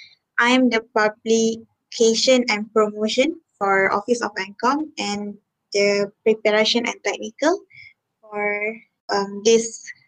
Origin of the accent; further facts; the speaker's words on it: Johor, Malaysia; also born or lived in Selangor; I'm 20 years old. I was born in Selangor but raised in Johor.